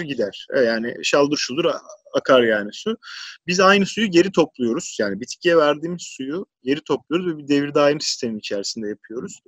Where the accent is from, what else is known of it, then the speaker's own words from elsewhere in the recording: Istanbul, Turkey; ben İstanbul doğumluyum.